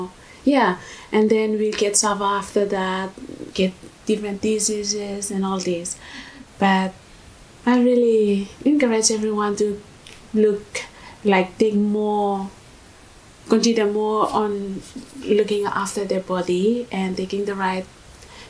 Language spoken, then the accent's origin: English; Vanuatu; moved away as an adult; now in Australia; I'm from Vanuatu.